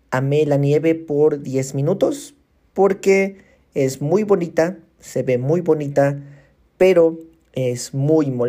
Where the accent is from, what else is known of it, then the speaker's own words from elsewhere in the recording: Mexico; yo soy de México y vivo en la ciudad de Cancún. Entonces nunca había conocido la nieve